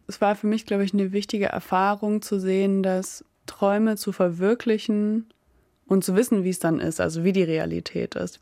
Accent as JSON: {"language": "German", "area": "Emsland", "region": "Lower Saxony", "country": "Germany", "tie": "born or raised there", "also_born_or_lived": "near Oldenburg", "moved": "as an adult", "lives_now": "Bremen, Germany", "said": "Also ich bin in der Nähe von Oldenburg geboren und dann im Emsland aufgewachsen, in einem kleinen Dorf."}